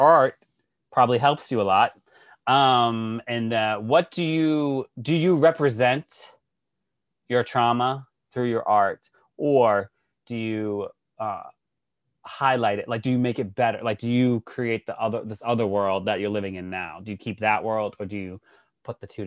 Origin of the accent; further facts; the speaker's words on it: Worcester, Massachusetts, United States; moved away; I'm from Worcester